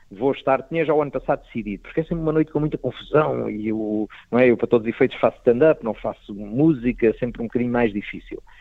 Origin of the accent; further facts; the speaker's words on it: Proença-a-Nova, Castelo Branco, Portugal; a primeira vez que eu digo uh, ah, vou atuar à minha terra foi, uh, portanto, a Portimão já tinha atuado várias vezes, mas há um dia que eu vou a Provença Nova.